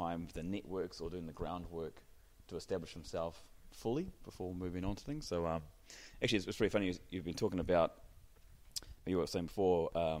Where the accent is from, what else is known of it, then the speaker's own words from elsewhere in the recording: New Zealand; now in Dubai, United Arab Emirates; So born and bred in New Zealand, and New Zealand being a very active nation, active country, you're born into that lifestyle to start with.